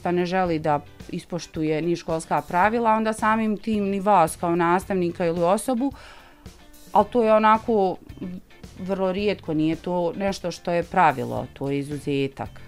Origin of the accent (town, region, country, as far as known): Lipnica, Federation of Bosnia and Herzegovina, Bosnia & Herzegovina